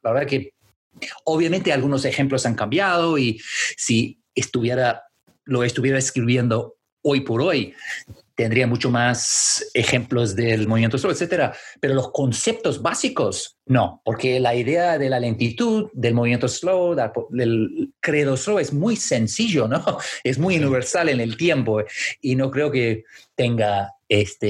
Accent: Canada; Spanish is a second language; now in London, United Kingdom; Como canadiense, la verdad que sigo canadiense? siendo canadiense, siempre seré canadiense

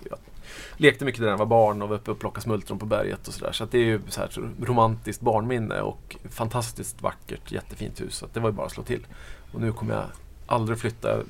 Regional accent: Norrland, Sweden; Uh, ja, alltså jag har ju flyttat runt jättemycket. Jag är norrlänning ursprungligen.

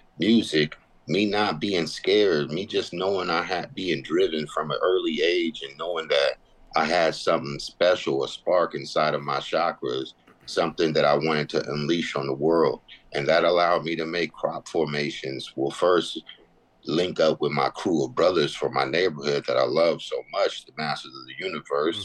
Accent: Southern California, United States; I'm from Southern California.

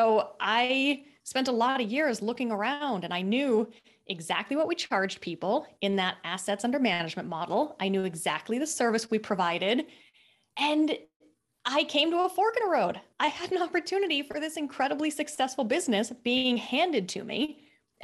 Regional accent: Seattle, Washington, United States; also born or lived in Australia; I'm originally from Seattle, Washington, but it's rainy and dreary there

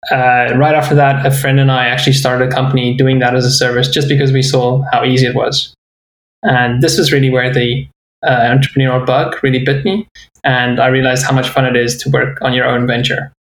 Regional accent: South Africa; my journey started in South Africa, where I grew up

